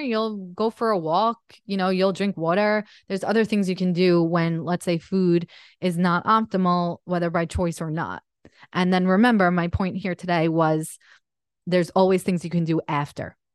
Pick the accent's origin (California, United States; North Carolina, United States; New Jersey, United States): New Jersey, United States; Jersey Shore; moved away as an adult; we grew up in the Jersey Shore